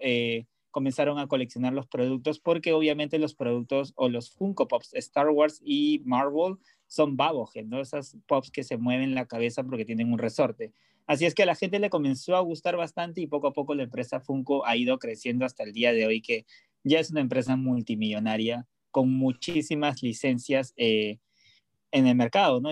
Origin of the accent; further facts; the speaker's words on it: Peru; moved away; also born or lived in Los Angeles, United States; soy de Perú